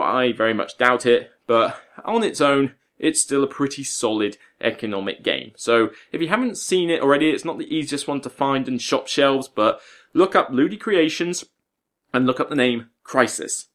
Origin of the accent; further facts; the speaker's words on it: West Country, South West England, United Kingdom; accent: West Country; now in Portsmouth, United Kingdom; back to the West Country, my neck of the woods where I just feel a bit more at home